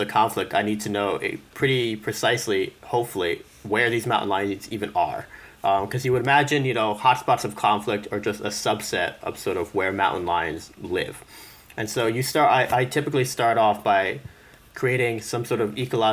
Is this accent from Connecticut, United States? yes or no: yes; Connecticut, United States; I'm from Connecticut